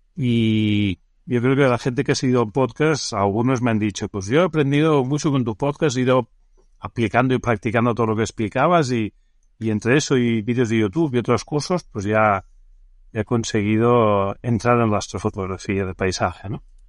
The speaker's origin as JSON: {"language": "Spanish", "town": "Barcelona", "region": "Catalonia", "country": "Spain", "tie": "born or raised there", "said": "yo soy nacido en Barcelona"}